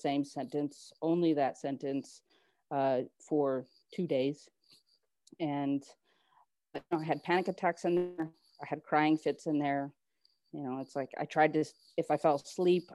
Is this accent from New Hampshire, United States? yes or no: yes; New Hampshire, United States; also born or lived in San Antonio, Texas; now in Dallas, United States; I'm from New Hampshire